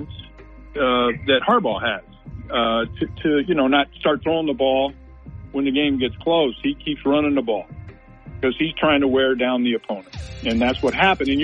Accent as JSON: {"language": "English", "region": "Central Coast of California", "country": "United States", "tie": "born or raised there", "moved": "yes", "lives_now": "Detroit, United States", "said": "I grew up in Central Coast of California"}